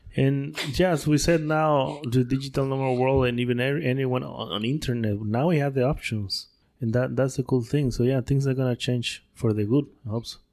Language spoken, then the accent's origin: English; Tabasco, Mexico; English is a second language; moved away as an adult; also born or lived in Puebla, Mexico / Turin, Italy; now in Playa del Carmen, Mexico; Born and raised in Tabasco